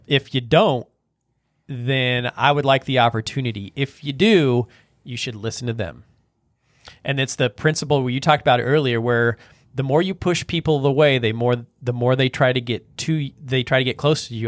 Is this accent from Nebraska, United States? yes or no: yes; North Platte, Nebraska, United States; I'm from North Platte